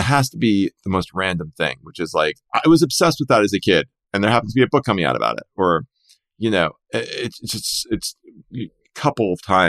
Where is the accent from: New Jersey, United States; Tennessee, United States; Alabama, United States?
New Jersey, United States; also born or lived in New York; maybe growing up in New Jersey and living in New York all those years, it didn't blow me away.